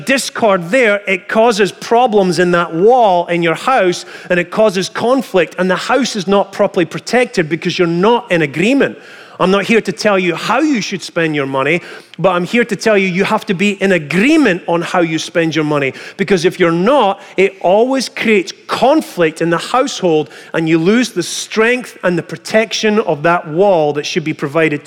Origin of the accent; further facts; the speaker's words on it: Scotland, United Kingdom; moved away; I come from Scotland